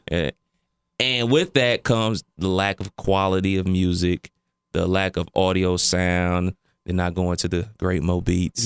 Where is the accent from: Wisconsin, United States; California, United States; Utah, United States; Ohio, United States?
Ohio, United States; Cleveland Heights; me growing up in Cleveland